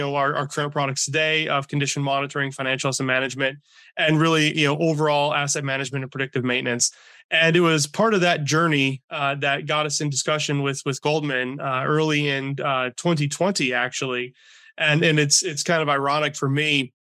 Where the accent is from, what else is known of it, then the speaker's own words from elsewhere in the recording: Michigan, United States; born and raised in Michigan, still in Michigan today